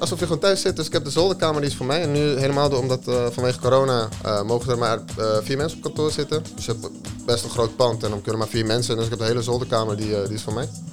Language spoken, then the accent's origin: Dutch; Zaandam, North Holland, Netherlands; geboren en getogen in Zaandam op 4 augustus 1996